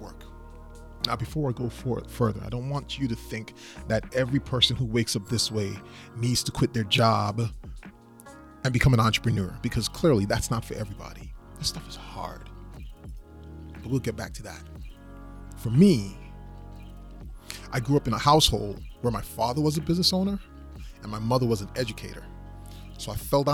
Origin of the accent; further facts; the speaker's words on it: U.S. Virgin Islands; moved away as an adult; also born or lived in Maryland / Central Florida; So originally, I'm from the Virgin Islands, St. Thomas. And I moved to the United States, the mainland, of course, back in 1996 when I went for college.